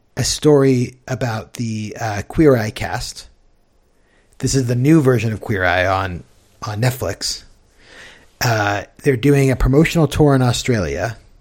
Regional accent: United States; as an American

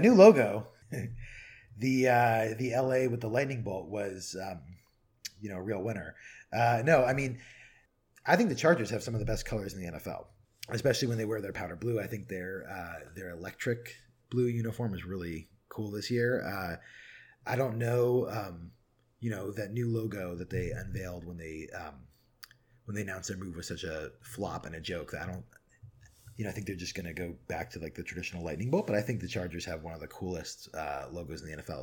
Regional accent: San Diego, California, United States; now in Seattle, United States; growing up in San Diego, uh, obviously I don't live in San Diego now

